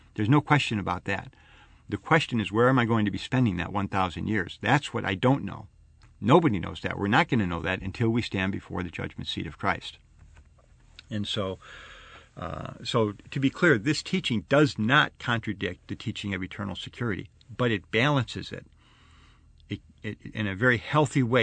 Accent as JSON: {"language": "English", "town": "Arlington Heights", "region": "Illinois", "country": "United States", "tie": "born or raised there", "said": "I grew up in Chicago, I mean the Chicago area, uh, out in Arlington Heights."}